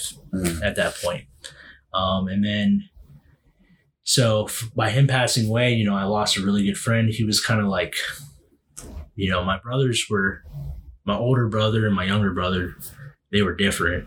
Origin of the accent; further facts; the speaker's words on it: Western Pennsylvania, United States; my dad retired from the Air Force, and then we settled in Western PA. So, I'm obviously, you know me, I'm proud to be from Western PA